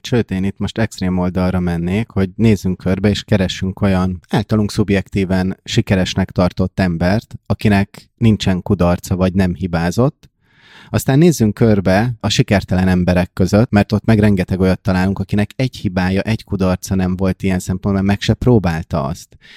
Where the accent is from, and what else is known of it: Hungary